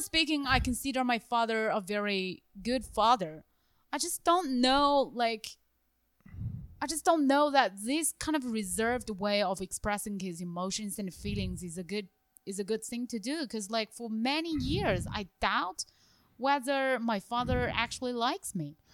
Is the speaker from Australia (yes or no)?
no; China; moved away; my hometown city, or the capital city of my hometown province